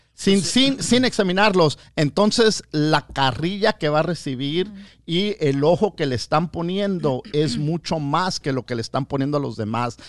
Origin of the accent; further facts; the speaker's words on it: United States; yo soy ciudadano americano con todos mis derechos, nacido aquí